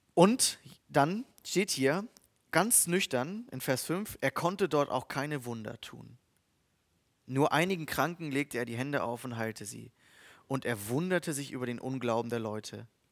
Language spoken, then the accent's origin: German; Germany; Als Deutsche